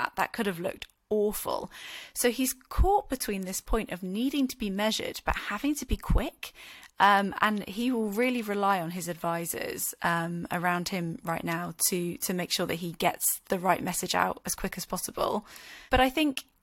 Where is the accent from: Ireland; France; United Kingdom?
United Kingdom; we as the British public